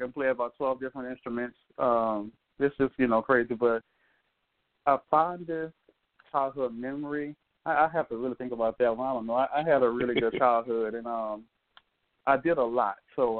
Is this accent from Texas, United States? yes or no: no; New Orleans, Louisiana, United States; also born or lived in Mississippi / Inglewood, California; So I'm a 35-year-old Scorpio, born in New Orleans and practically raised here through my whole life. I was spent some time in Palatine, Mississippi, as well as Inglewood, California, growing up.